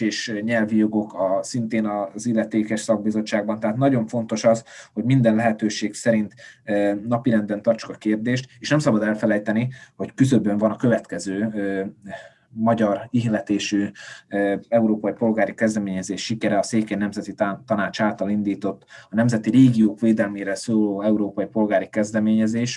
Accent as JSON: {"language": "Hungarian", "region": "Felvidék", "country": "Slovakia", "said": "felvidéki magyarként"}